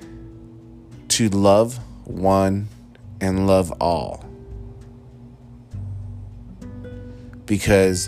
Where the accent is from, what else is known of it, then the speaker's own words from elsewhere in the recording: United States; as an American, United States of America, USA, proud to be an American